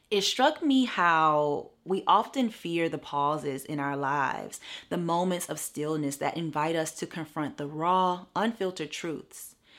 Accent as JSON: {"language": "English", "town": "St. Francisville", "region": "Louisiana", "country": "United States", "tie": "born or raised there", "moved": "as an adult", "lives_now": "Los Angeles, United States", "said": "I am from Saint Francisville, Louisiana, which is right outside of Baton Rouge"}